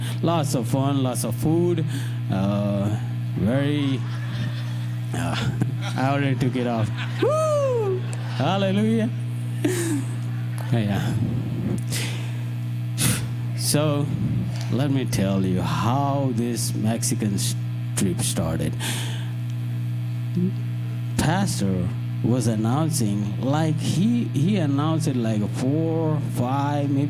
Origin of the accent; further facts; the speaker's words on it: India; English is a second language; now in United States; I'm from India